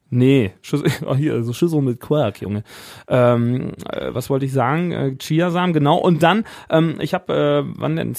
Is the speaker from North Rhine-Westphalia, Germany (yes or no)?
yes; Siegen, North Rhine-Westphalia, Germany; hier bei uns in Siegen, wo wir herkommen